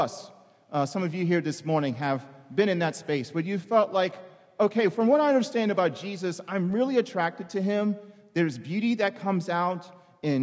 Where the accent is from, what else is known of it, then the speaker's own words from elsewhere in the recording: New York City, New York, United States; I'm from the Bronx